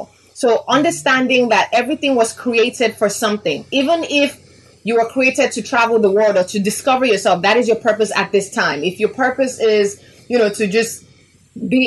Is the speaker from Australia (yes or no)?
no; Nigeria; also born or lived in Chicago, United States; I was born in Chicago, raised in Nigeria.